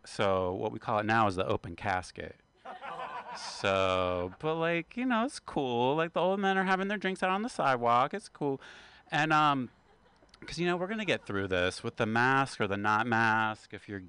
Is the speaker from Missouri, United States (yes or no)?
no; West Virginia, United States; I am from West Virginia, and we are the only state with two panhandles.